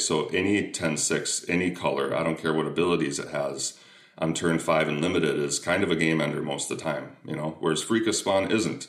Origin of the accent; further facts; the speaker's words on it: Minnesota, United States; we're both from Minnesota